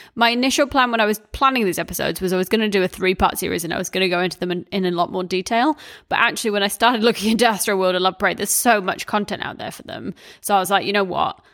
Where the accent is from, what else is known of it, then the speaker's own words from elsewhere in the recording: New Zealand; growing up in New Zealand